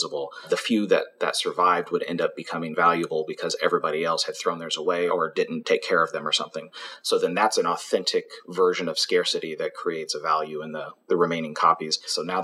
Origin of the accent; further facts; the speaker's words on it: Kansas City, United States; also born or lived in Arkansas; I grew up in Kansas City, so downtown